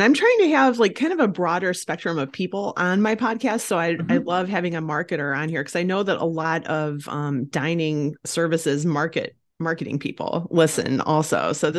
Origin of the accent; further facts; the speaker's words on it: Ohio, United States; That is in my home state of Ohio, and it's not too far from where I live.